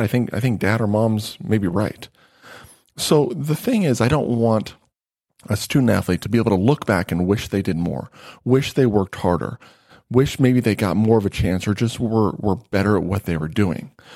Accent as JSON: {"language": "English", "region": "Nevada", "country": "United States", "tie": "born or raised there", "said": "I grew up in Nevada"}